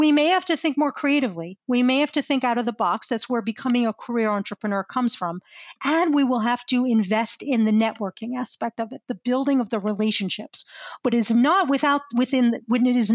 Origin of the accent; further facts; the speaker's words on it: United States; moved away as an adult; also born or lived in Arizona; I'm from New Jersey, New York